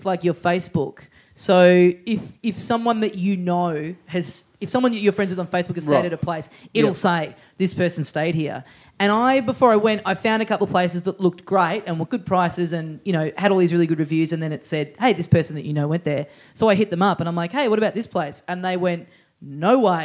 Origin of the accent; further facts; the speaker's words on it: Australia; I'm from Australia